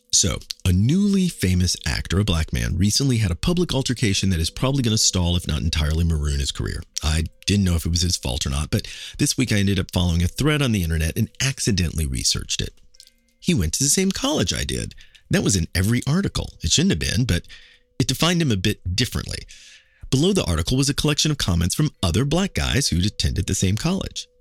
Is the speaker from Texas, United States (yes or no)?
no; Kansas City, Missouri, United States; now in New York, United States; my hometown is Kansas City